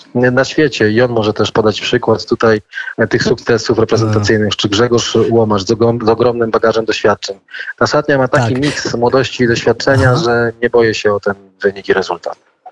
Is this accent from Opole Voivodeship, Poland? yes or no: yes; Nysa, Opole Voivodeship, Poland; jesteśmy y, krajanami, bo, bo pochodzimy razem z Nesy